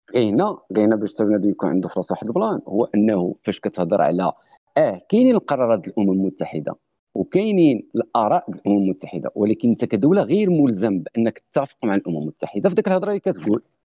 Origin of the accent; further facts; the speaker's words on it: Fes, Fès-Meknès, Morocco; أنا اللي كبر فاس